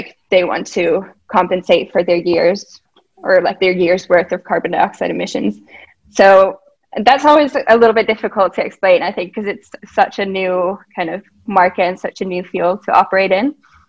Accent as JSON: {"language": "English", "region": "Minnesota", "country": "United States", "tie": "born or raised there", "also_born_or_lived": "Massachusetts / Finland", "lives_now": "Helsinki, Finland", "said": "I'm from Finland, but I've grown up in the US in Minnesota and Massachusetts, and I'm currently in Helsinki"}